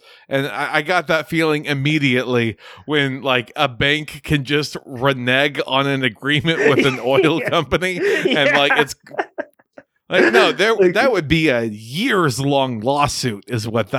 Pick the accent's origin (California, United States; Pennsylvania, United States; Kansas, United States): Kansas, United States; I'm from Kansas. I loved it so much over there.